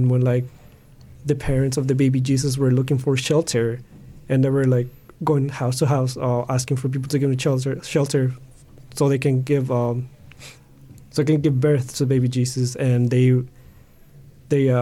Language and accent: English; Mexico; moved away; I grew up in Mexico